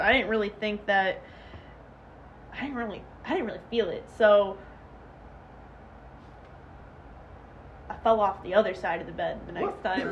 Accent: Chicago, Illinois, United States; where I lived in the South Side, it was mainly blacks and Italians

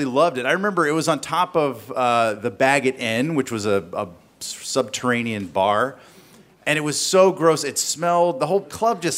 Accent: the South, United States; I grew up in the South.

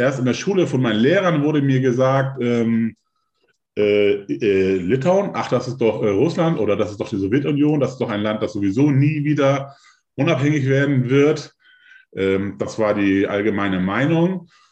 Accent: Hamburg, Germany; ich bin 1973 in Hamburg geboren

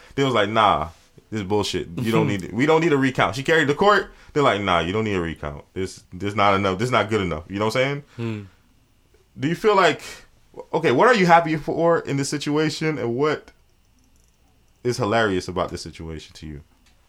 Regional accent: Miami, Florida, United States; You see, we're from Miami

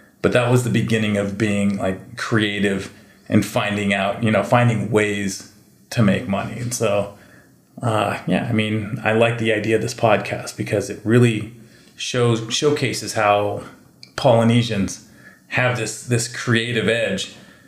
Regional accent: Hawaii, United States; It looks Hawaiian. I'm Hawaiian. I can probably market these.

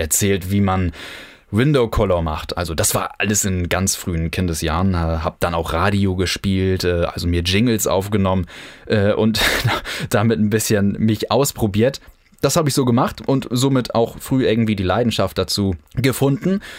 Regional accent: Kiel, Schleswig-Holstein, Germany; Ich bin in Kiel geboren und aufgewachsen

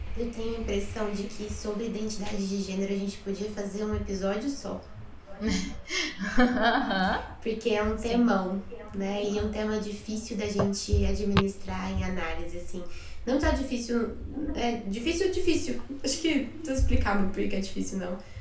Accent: Uberaba, Minas Gerais, Brazil; eu sou de Uberaba, não sei se eu te falei isso, de Uberaba, de Minas

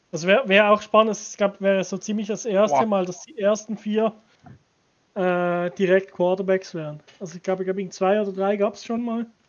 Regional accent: Switzerland; ich als Schweizer

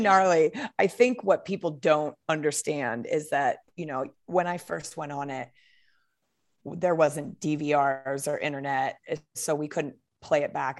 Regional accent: Portland, Oregon, United States; also born or lived in Arizona; now in Bend, United States; I grew up in Portland, Oregon. Um, and I currently live in Bend, Oregon

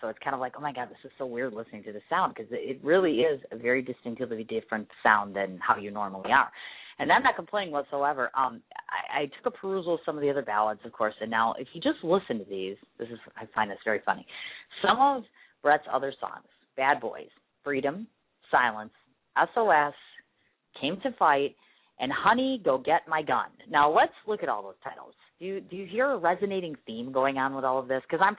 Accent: Ireland; I'm an Irish woman. We like to party and we like to be sassy and we like to be very naughty.

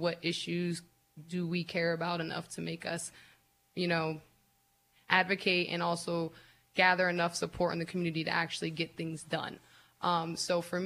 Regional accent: Erie, Pennsylvania, United States; And I grew up on the Lower East Side. I live on the Lower East Side, so it's like I'm the first Lower East Side City Council person

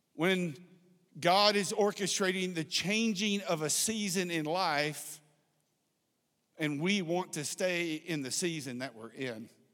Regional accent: South Texas, United States; I grew up in South Texas

